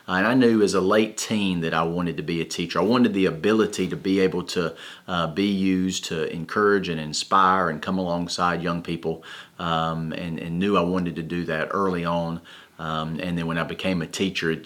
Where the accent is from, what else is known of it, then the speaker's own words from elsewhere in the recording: Fort Mill, South Carolina, United States; I'm originally from Fort Mill, South Carolina